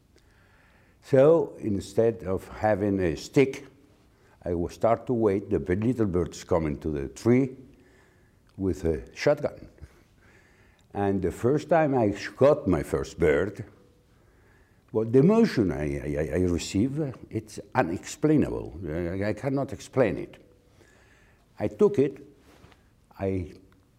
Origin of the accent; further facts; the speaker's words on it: near Madrid, Community of Madrid, Spain; We were living in outside a small city near Madrid called La Colonia del Viso